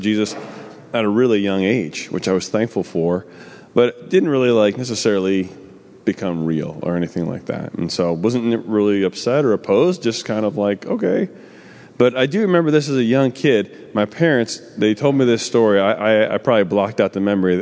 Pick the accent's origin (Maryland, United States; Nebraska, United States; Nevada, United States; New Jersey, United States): New Jersey, United States; I'm from New Jersey.